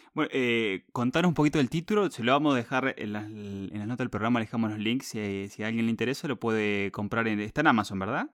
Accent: Río Tercero, Córdoba, Argentina; a mi ciudad natal, en Córdoba, llama Río Tercero

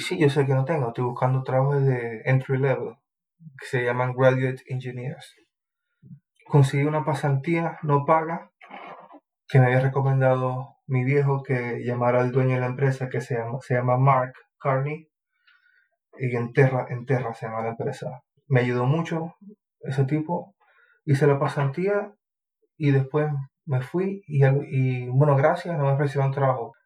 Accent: Maracaibo, Zulia, Venezuela; moved away as an adult; now in New Zealand; Yo vengo de Maracaibo, se llama la ciudad, en Venezuela

